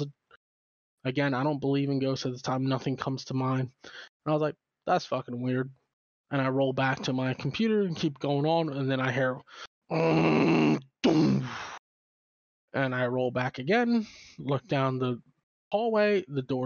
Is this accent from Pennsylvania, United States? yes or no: yes; Phoenixville, Pennsylvania, United States; born or raised there; moved away